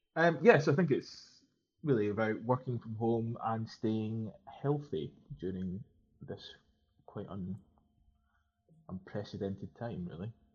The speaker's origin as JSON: {"language": "English", "region": "Scotland", "country": "United Kingdom", "said": "Being Scottish"}